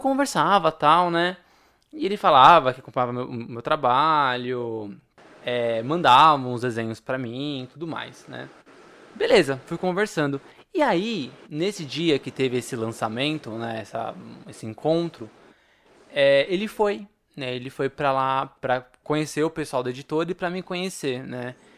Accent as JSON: {"language": "Portuguese", "region": "São Paulo", "country": "Brazil", "said": "sou de São Paulo"}